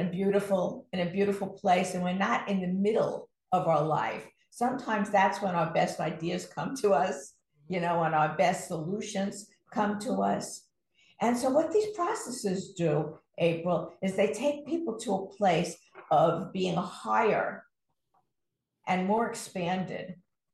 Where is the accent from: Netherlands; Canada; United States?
United States; New York City, New York; I grew up in Brooklyn, New York